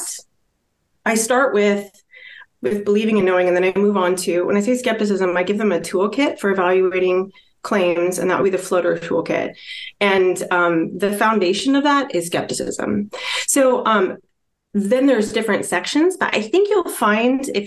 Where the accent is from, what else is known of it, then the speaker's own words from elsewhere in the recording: Iowa, United States; moved away as an adult; now in West Coast, United States; I actually grew up in this little town in Iowa